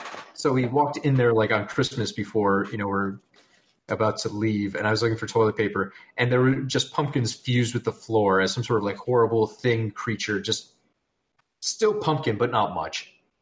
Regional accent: Wisconsin, United States; But I'm from Wisconsin

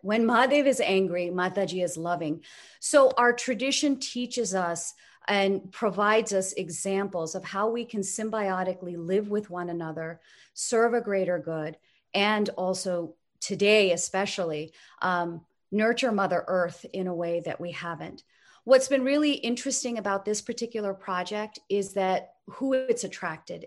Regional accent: United States; I grew up here in the United States

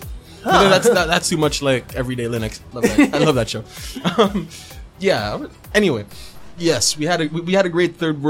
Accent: Cebu City, Central Visayas, Philippines; I'm not from Manila. I'm from Cebu.

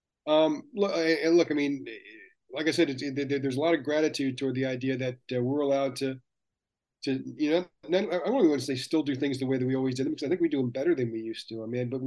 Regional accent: Long Island, New York, United States; a kid who grew up on Long Island

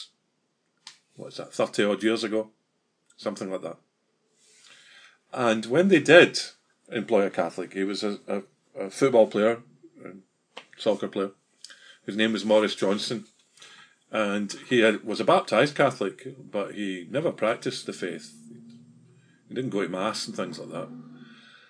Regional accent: Glasgow, Scotland, United Kingdom; moved away; I grew up in Glasgow in Scotland, all my life and my parents' life

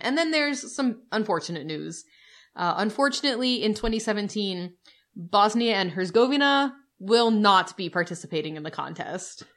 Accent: United States; We're the American couple

